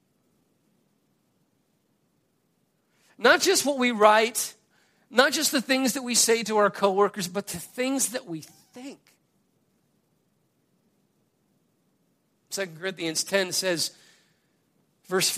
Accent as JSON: {"language": "English", "country": "United States", "said": "as an American"}